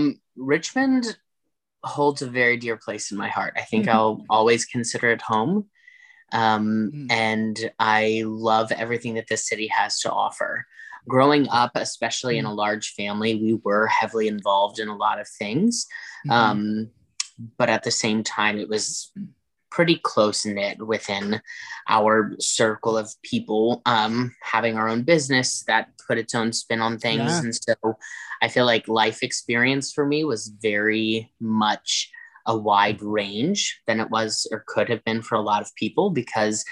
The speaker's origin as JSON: {"language": "English", "region": "Virginia", "country": "United States", "tie": "born or raised there", "also_born_or_lived": "Texas", "moved": "as an adult", "lives_now": "Lancaster, PA, United States", "said": "growing up in Virginia"}